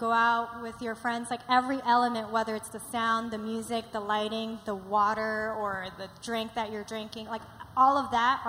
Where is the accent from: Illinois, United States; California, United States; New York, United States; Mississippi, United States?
New York, United States; I'm also biased because I grew up in New York.